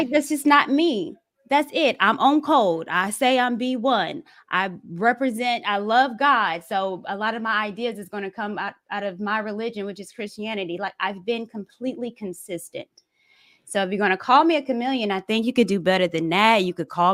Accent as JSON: {"language": "English", "region": "the South", "country": "United States", "said": "I'm from the South, grew up with brothers."}